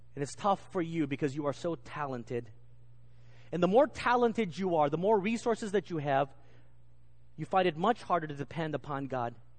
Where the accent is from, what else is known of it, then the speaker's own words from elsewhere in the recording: England, United Kingdom; accent: English; my English accent